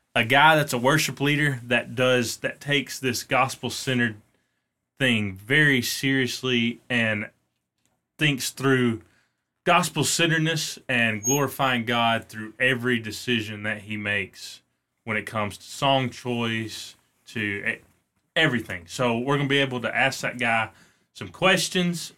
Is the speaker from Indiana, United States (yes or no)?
no; North Alabama, United States; We're from North Alabama